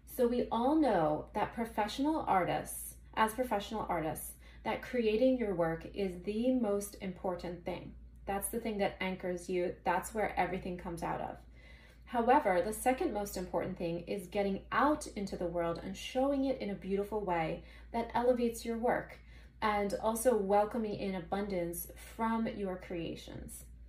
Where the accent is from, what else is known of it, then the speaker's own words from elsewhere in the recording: Philadelphia, Pennsylvania, United States; I'm from Philadelphia, so I have my studio here and I live here in the Manayunk area